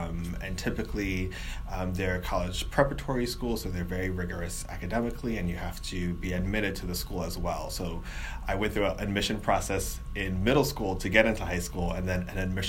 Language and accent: English; New York City, New York, United States; I grew up in New York City, actually.